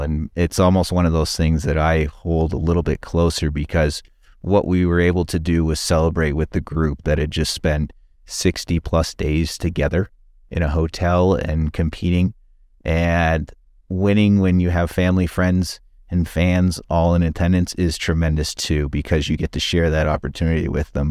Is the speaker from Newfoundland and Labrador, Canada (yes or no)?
no; Calgary, Alberta, Canada; moved away; also born or lived in London, Ontario; growing up in Calgary